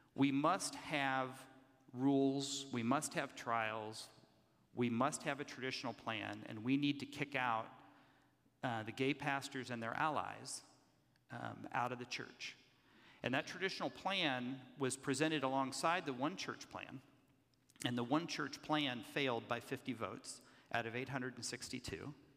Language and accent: English; Kansas City, Kansas, United States; I'm a third generation Methodist pastor from Kansas City, Kansas. Those of you know there are two Kansas cities, one on the Missouri side, and I'm on God's side of the state line in Kansas